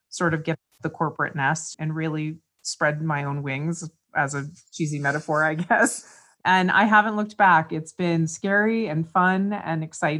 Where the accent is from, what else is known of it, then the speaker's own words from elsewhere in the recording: East Coast, United States; moved away as an adult; also born or lived in West Virginia / near Manhattan; now in Reno, United States; I'm from the East Coast originally. I now currently live in Reno